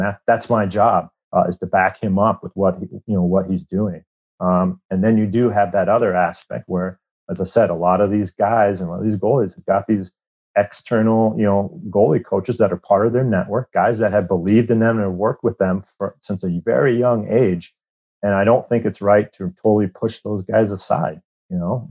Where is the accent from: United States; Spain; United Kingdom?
United States; Iowa; I grew up in Iowa